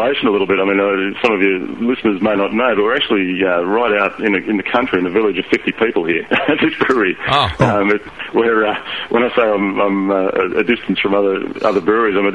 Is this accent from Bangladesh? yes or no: no; Newcastle, New South Wales, Australia; my hometown of Newcastle, which is sort of the next biggest city in the state to Sydney.